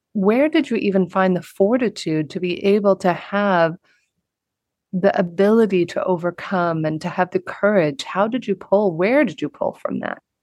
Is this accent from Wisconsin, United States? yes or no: no; Southern California, United States; a young girl growing up in the United States in Southern California